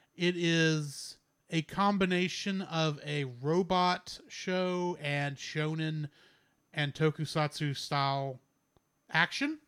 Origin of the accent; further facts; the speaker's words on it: Texas, United States; my pride as a Texan